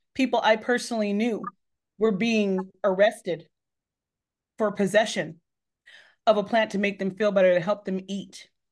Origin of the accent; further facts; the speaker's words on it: Northern California, United States; moved away as an adult; also born or lived in Texas; now in Massachusetts, United States; I wasn't born there. I was born in Texas, but, uh, but my, but I, I grew up in California